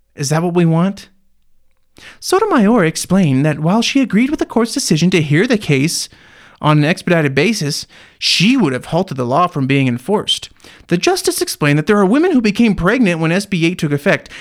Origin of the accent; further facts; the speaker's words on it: United States; growing up in the American so, school system